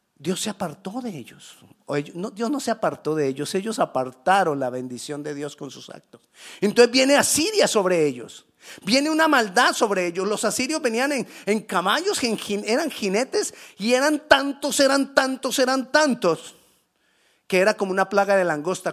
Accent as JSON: {"language": "Spanish", "country": "Colombia", "moved": "yes", "said": "decimos en Colombia"}